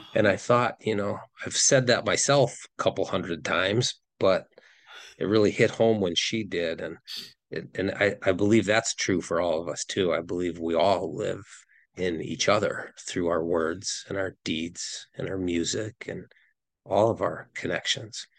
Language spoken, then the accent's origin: English; Wisconsin, United States; I'm from Wisconsin